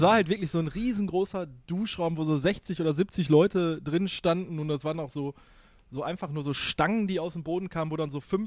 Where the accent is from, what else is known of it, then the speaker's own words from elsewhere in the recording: Ruhr area, North Rhine-Westphalia, Germany; für mich hier als Ruhrpottler